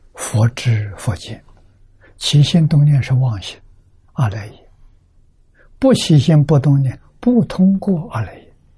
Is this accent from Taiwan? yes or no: no; China; 我们中国人